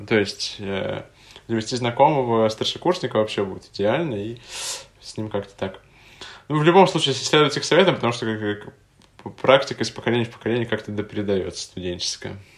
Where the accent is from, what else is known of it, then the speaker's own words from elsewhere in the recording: Tatarstan, Russia; now in Moscow, Russia; откуда я родом, в Республику Татарстан